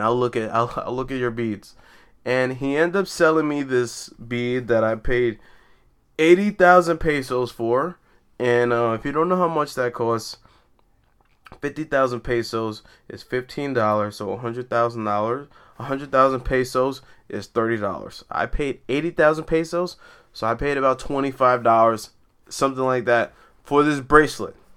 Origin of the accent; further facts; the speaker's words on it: New York City, New York, United States; also born or lived in Brooklyn; I was raised in Queens, but I like to consider myself a New Yorker